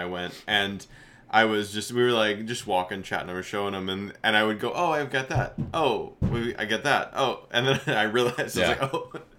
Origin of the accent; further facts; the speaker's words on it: Southern Illinois, United States; Listen, we're from Southern Illinois.